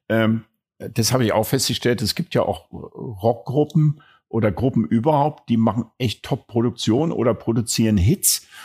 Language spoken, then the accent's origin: German; Berlin, Germany; Ich bin Berliner